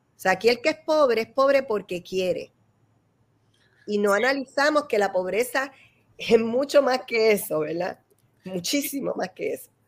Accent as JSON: {"language": "Spanish", "country": "Puerto Rico", "said": "somos los puertorriqueños"}